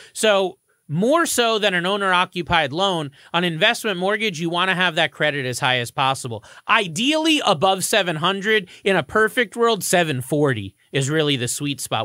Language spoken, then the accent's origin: English; Florida, United States; now in Connecticut, United States; I'm from Florida